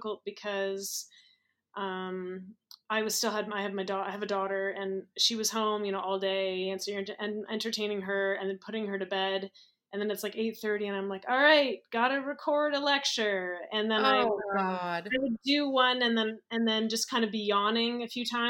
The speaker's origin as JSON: {"language": "English", "town": "Toronto", "region": "Ontario", "country": "Canada", "said": "I live in Toronto. I moved around a bunch for school, but I ended up settling back here again"}